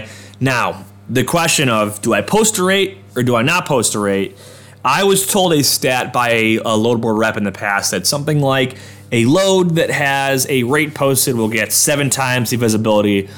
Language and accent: English; Orchard Park, New York, United States; That's my hometown, all right? Suburb of Buffalo